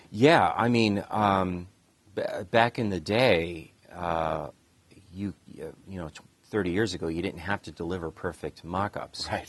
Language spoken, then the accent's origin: English; Cleveland, Ohio, United States; I grew up in Cleveland, Ohio